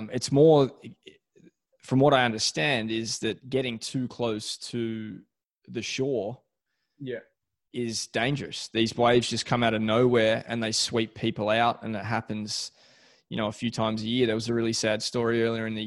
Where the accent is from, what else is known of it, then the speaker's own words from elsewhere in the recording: Melbourne, Victoria, Australia; moved away; I'm from Beaumaris, so south of St Kilda, but just growing up with no waves